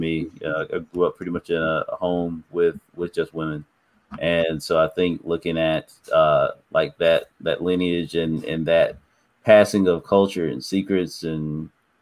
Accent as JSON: {"language": "English", "town": "Snow Hill", "region": "North Carolina", "country": "United States", "said": "I'm from Snow Hill, North Carolina."}